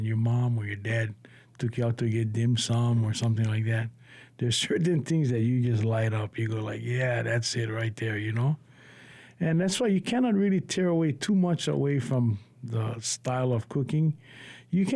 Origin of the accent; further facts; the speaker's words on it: Laie, Hawaii, United States; growing up in Leia with a mixture of Polynesia